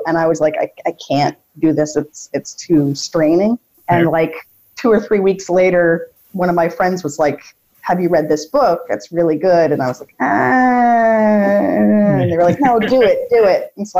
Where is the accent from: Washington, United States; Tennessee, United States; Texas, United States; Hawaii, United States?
Washington, United States; Seattle; now in Germany; I may live in Germany, but I'm from Seattle.